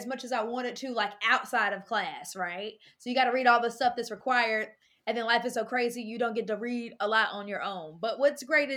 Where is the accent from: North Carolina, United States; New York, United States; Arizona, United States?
North Carolina, United States; moved away as an adult; now in Louisville, United States; I'm very proud North Carolina girl. And I'm from North Carolina. I came to Louisville in 2015 to go to grad school at U of L